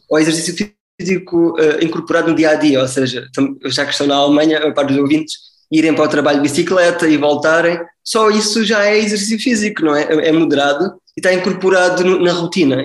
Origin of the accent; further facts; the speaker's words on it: Faro, Algarve, Portugal; also born or lived in Coimbra, Portugal / Lisbon, Portugal / Heidelberg, Germany; Eu sou natural do Algarve, nasci em, Faro